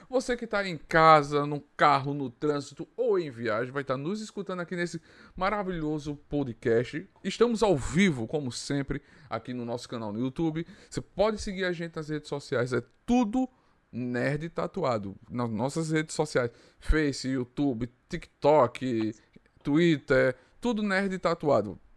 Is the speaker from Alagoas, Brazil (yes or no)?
yes; Arapiraca, Alagoas, Brazil; E quem sabe vir conhecer Alagoas, Arapiraca